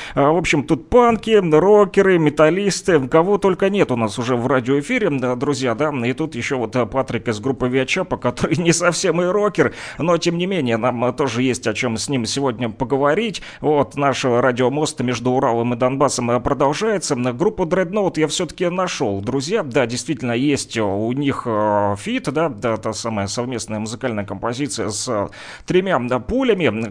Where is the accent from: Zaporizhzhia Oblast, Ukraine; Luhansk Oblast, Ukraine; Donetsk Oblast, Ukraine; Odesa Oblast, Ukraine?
Luhansk Oblast, Ukraine; Luhansk; я да, тоже из Луганска